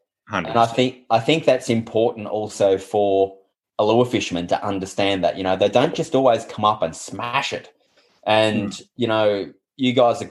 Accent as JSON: {"language": "English", "town": "Shepparton", "region": "Victoria", "country": "Australia", "tie": "born or raised there", "said": "I grew up in Shepparton, and I'm the youngest of six"}